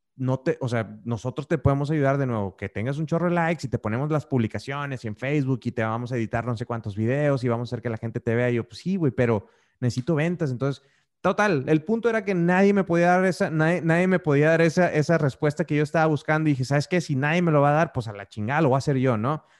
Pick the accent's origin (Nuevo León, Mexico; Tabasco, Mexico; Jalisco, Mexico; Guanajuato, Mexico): Nuevo León, Mexico; Monterrey; now in Querétaro, Mexico; yo soy de Monterrey, como, ah, como, como algunos de ustedes ya saben, pero ahorita vivo en la ciudad de Querétaro